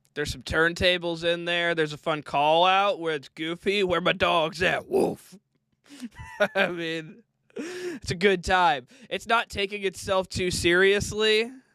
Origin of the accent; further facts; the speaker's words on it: Midwest, United States; I'm from the Midwest